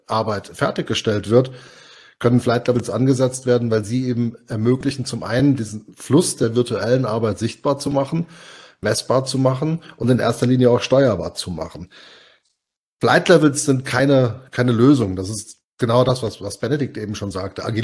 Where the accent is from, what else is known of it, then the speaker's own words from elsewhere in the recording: Hesse, Germany; wahnsinnig gerne auch Moin sagen, aber das fühlt sich so falsch an als Hesse, auch wenn ich Moin unglaublich sympathisch finde.